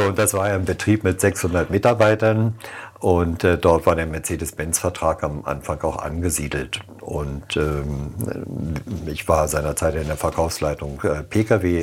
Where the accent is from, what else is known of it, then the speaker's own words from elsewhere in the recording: Germany; also born or lived in Oranienburg; now in Frohnau, Berlin, Germany; ich bin Wessi